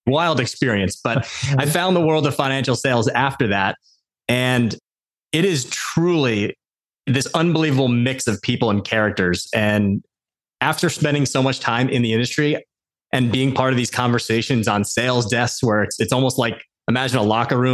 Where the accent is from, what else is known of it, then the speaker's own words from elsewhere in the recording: Westfield, New Jersey, United States; I grew up outside of New York City in a suburb of New Jersey. For anyone that might be familiar, Westfield